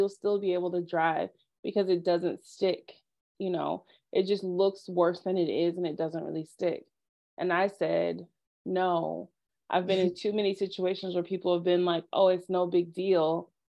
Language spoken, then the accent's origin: English; Texas, United States; I'm from Texas, so we don't get a lot of snow here.